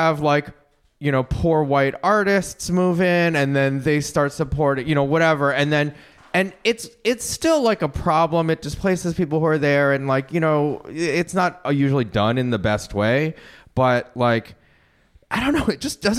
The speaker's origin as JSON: {"language": "English", "region": "Michigan", "country": "United States", "tie": "born or raised there", "moved": "yes", "said": "I'm from fucking Michigan. I just went back home for Thanksgiving to Detroit. And I'm not from Detroit"}